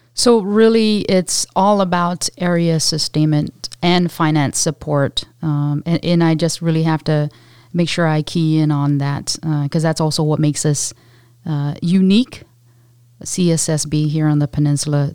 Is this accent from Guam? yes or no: yes; Guam; moved away as an adult; a little, highly energetic, uh, Pacific Islander, um, on the island of Guam